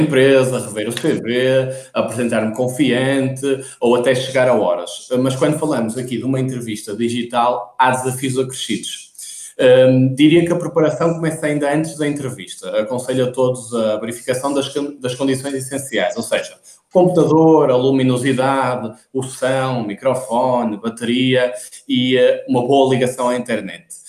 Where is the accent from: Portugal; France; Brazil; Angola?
Portugal; Porto, Norte; como devem notar pelo meu sotaque, sou do Porto.